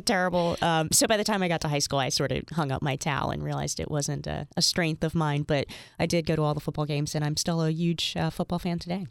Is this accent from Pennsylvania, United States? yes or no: yes; Bethlehem, Pennsylvania, United States; moved away as an adult; also born or lived in Hagerstown, Maryland / Philadelphia, Pennsylvania; Bethlehem was my home until, um, I moved to Philadelphia when I was twenty-two.